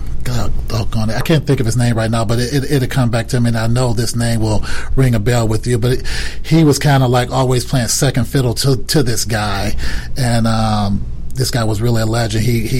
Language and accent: English; Detroit, Michigan, United States; moved away as an adult; also born or lived in Chicago; I was born in Detroit in the early 60s